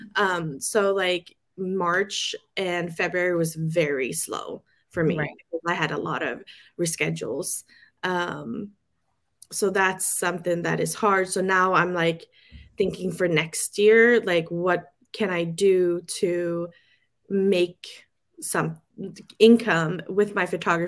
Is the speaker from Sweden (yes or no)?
yes; Sweden; moved away as an adult; now in San Francisco Bay Area, United States; I'm born and raised in Sweden. I came to the States when I was 23